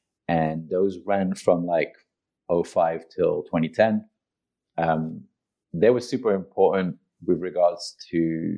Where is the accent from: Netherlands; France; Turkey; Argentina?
France; also born or lived in Italy / England / Japan; I was born and raised in Europe, in France and in Italy. I went to university in England. I lived in England for a while. Then I lived in Japan for a while. Then moved back to Europe.